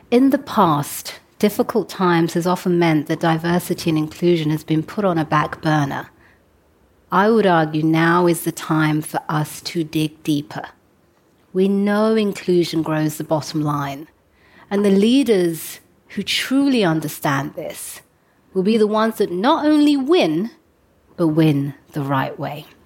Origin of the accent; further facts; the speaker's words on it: London, United Kingdom; I grew up in London as the daughter of African immigrants, so I know what it feels like to disrupt the world the way it is and to break through.